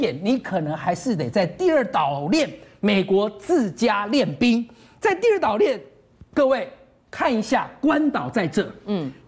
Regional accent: Taiwan; 我们台湾的东边

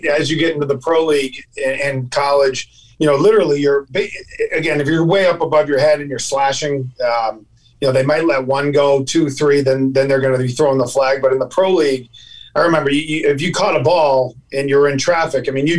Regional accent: Dedham, Massachusetts, United States; In Dedham, Massachusetts.

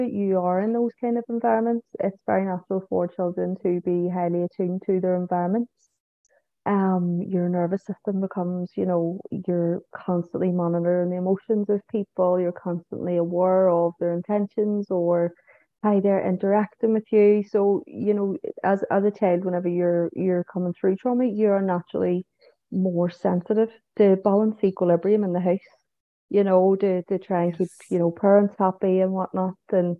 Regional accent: Manchester, North West England, United Kingdom; born there; now in Belfast, United Kingdom; Obviously, it's my home now too, but I was born in Manchester.

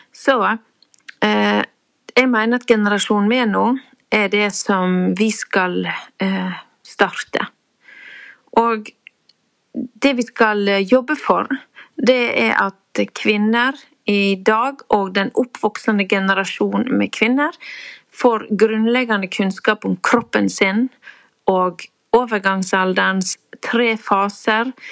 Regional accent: Nordfjord, Vestland, Norway; det der må jo komme fra Nordfjord, der jeg kommer fra

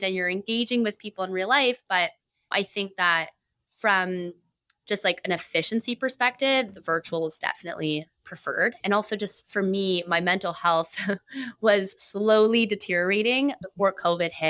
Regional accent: Toronto, Ontario, Canada; I also love being from Toronto and being Canadian

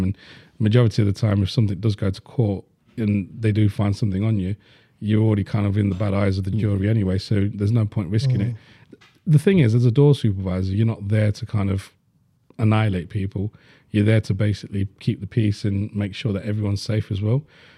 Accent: Leeds, Yorkshire and the Humber, United Kingdom; I grew up in Burma at Leeds

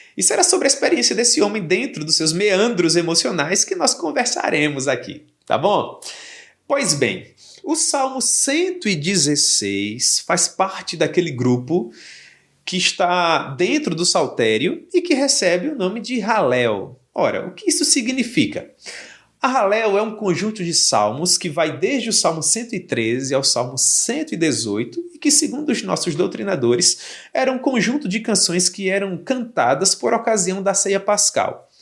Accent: Campina Grande, Paraíba, Brazil; Eu sou de Campina Grande

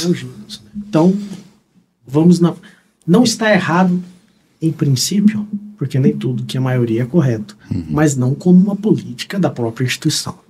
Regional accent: Brazil; são reconhecidos como brasileiros, como eu

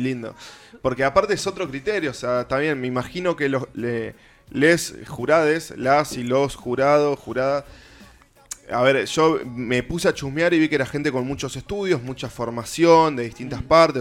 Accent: Avellaneda, Buenos Aires Province, Argentina; yo soy de Avellaneda

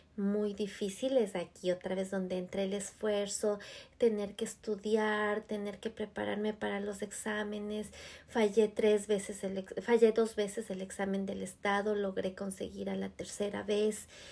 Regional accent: Ecuador; moved away as an adult; now in United States; en mi país de Ecuador

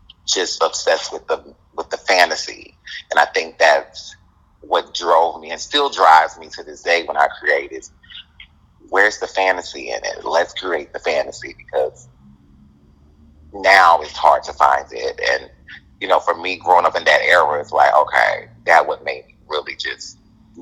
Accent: Mobile, Alabama, United States; I'm from Alabama, Mobile, Alabama. Okay. Born and raised

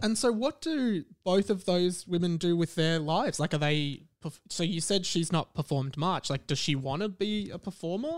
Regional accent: Melbourne, Victoria, Australia; I grew up in Kew.

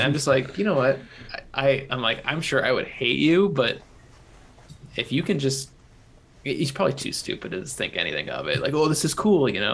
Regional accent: Illinois, United States; 30 minutes from my hometown

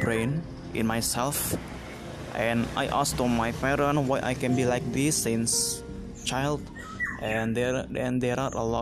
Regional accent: Jakarta, Indonesia; English is a second language; I'm from Indonesia, exactly exactly in Jakarta, but exactly I live in District Tangerang Selatan.

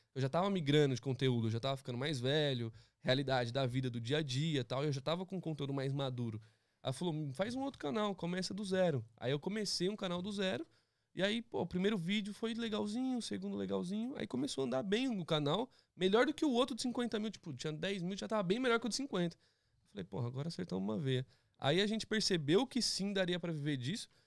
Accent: São Paulo, Brazil; moved away as an adult; also born or lived in Philadelphia / Los Angeles; now in United States; eu vim do Capão Redondo

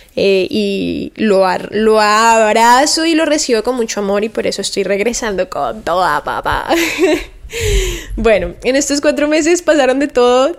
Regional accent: Cali, Valle del Cauca, Colombia; moved away as an adult; now in Miami, United States; mi ciudad natal y en donde he vivido la gran parte de mi vida es Cali, Colombia.

